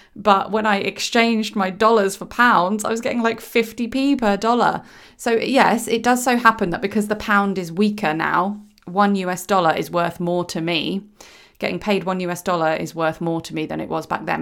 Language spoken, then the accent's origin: English; United Kingdom; I am British